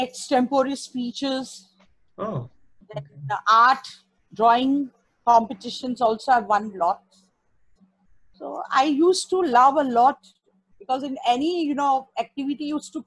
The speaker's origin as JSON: {"language": "English", "town": "Mumbai", "region": "Maharashtra", "country": "India", "tie": "born or raised there", "said": "I was born and brought up in Mumbai"}